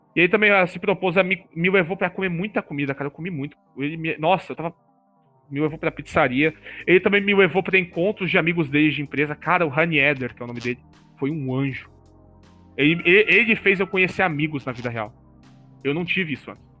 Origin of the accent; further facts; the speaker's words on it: São Paulo, Brazil; a minha avó foi lá e gastou mais dinheiro só para eu voltar aqui para São Paulo